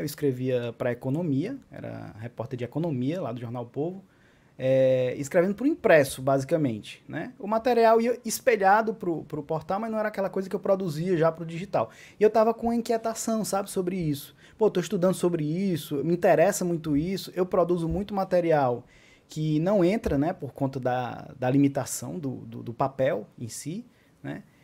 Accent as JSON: {"language": "Portuguese", "town": "Acopiara", "region": "Ceará", "country": "Brazil", "tie": "born or raised there", "also_born_or_lived": "Iguatu", "lives_now": "Fortaleza, Brazil", "said": "Não só sou cearense, como sou cearense do interior do Ceará. Nasci em Iguatu e morei parte da minha vida em Acopiara, 16 anos até, vim morar em Fortaleza, onde eu resido atualmente."}